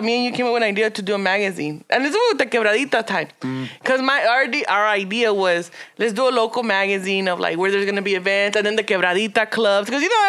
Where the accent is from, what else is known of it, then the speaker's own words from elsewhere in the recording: California, United States; I'm from California.